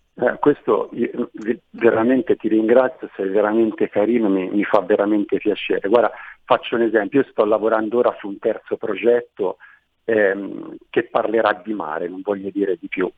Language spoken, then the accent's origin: Italian; Manciano, Tuscany, Italy; moved away as an adult; now in Montevarchi, Italy; Io sono nato a Manciano, eh, nell'entroterra Maremmano, un posto bellissimo